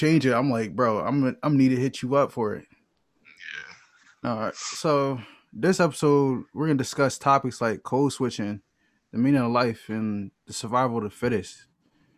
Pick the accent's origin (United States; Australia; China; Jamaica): United States; New Jersey; growing up in South Jersey